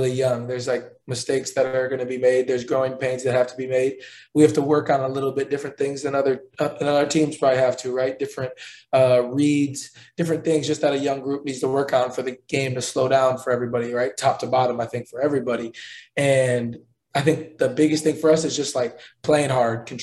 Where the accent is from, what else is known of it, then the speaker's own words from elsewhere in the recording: hometown of the Bucks, Wisconsin, United States; now in Indianapolis, United States; my hometown, the Bucks